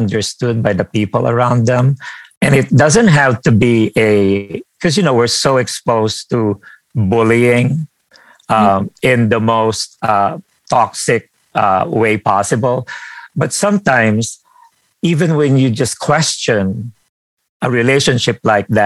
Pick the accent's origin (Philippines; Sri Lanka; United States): Philippines; moved away; I grew up in the Philippines